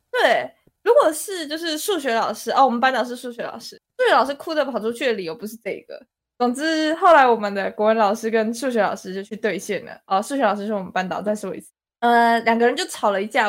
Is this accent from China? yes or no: no; Taichung, Taiwan; also born or lived in Taipei; 我来到台中，哦，对，我之前住在台北